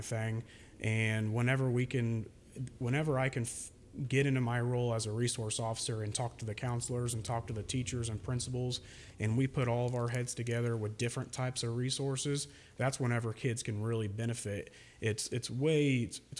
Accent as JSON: {"language": "English", "town": "Maroa", "region": "Illinois", "country": "United States", "tie": "born or raised there", "said": "at Moroa, I grew up with a school resource officer there"}